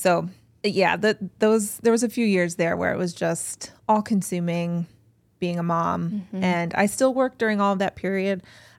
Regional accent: Cleveland, Ohio, United States; I'm an East Sider. Mm-hmm. I grew up on the East Side. I live now near Shaker Square.

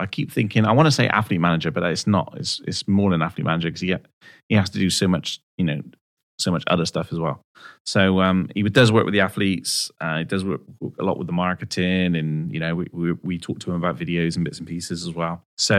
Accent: West Country, South West England, United Kingdom; I'm obviously from the West Country.

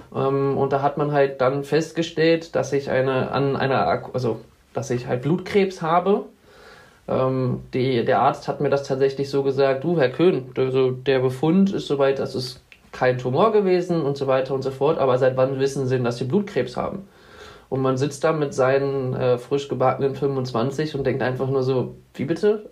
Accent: Wolfsburg, Lower Saxony, Germany; komme aus Wolfsburg, wohne dort in der Nähe in so einem kleinen Dörfchen namens Danndorf

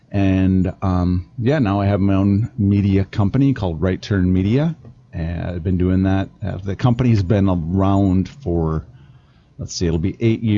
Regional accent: about 30 miles north of Madison, South Central Wisconsin, United States; moved away as an adult; now in Colorado Springs, United States; I live in Colorado Springs. I was originally born and raised in South Central Wisconsin, about 30 miles north of Madison.

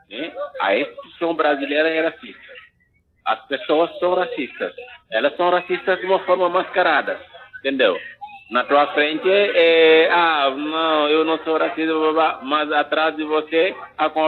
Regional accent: Senegal; moved away as an adult; now in Caxias do Sul, Brazil; sou natural do Senegal, sou senegalês.

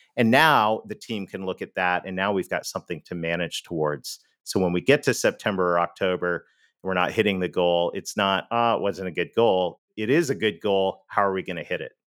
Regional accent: Canada; accent: Canadian; moved away; I'm Canadian. You may have heard that in the accent

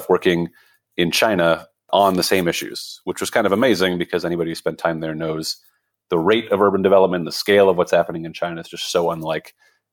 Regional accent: Montreal, Quebec, Canada; So, you know, I grew up in Montreal, and my dad is Dutch.

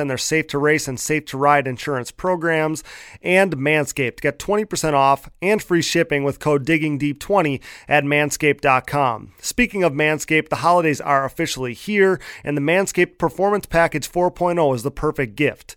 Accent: Wisconsin, United States; I grew up watching here in the ATV racing scene here in Wisconsin

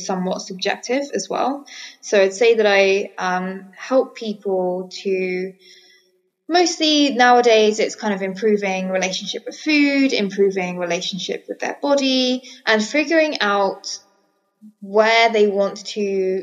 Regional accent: Colchester, East of England, United Kingdom; now in Bali, Indonesia; I'm from Essex, so Colchester.

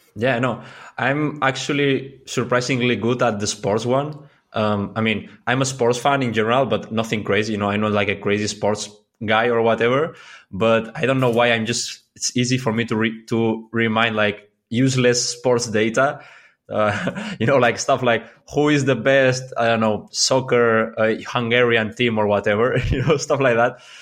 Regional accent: Mallorca, Balearic Islands, Spain; English is a second language; I'm from Mallorca

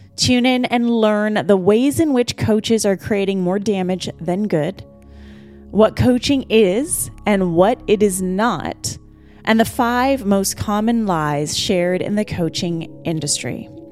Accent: Vancouver, British Columbia, Canada; my hometown of Vancouver, B C

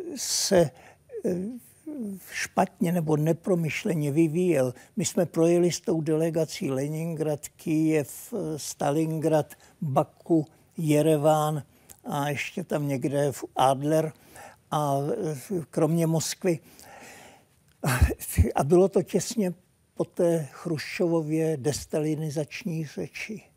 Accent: Czechia; moved away as an adult; also born or lived in Prague; now in Sweden

